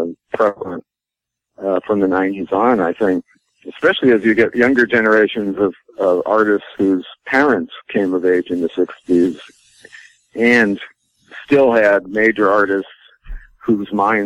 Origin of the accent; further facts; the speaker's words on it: Maine, United States; I was 13 or 12 or 13 in 1965. So I was growing up in Maine